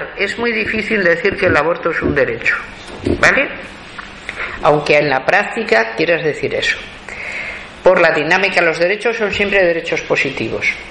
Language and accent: Spanish; Spain; en mi país el aborto está totalmente prohibido